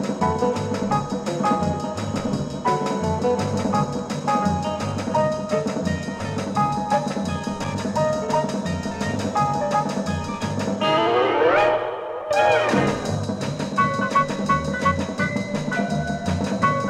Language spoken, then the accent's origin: English; Manchester, North West England, United Kingdom; my hometown Manchester